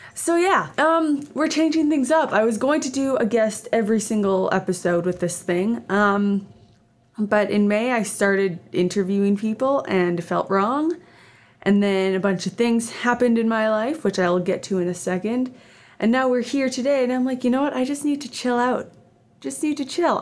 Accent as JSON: {"language": "English", "country": "Canada", "also_born_or_lived": "Edmonton, Alberta", "said": "I am Canadian. I live in Edmonton, Alberta, Canada."}